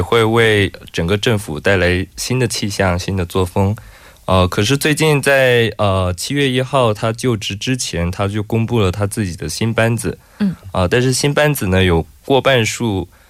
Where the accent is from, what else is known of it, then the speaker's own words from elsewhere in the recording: Hong Kong; 作为香港人